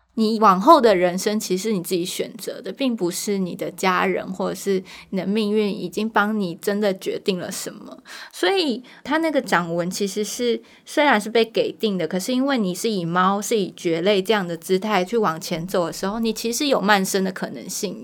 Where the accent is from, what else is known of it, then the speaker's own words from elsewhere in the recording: Taiwan; 他们后来才来台湾，我在台湾出生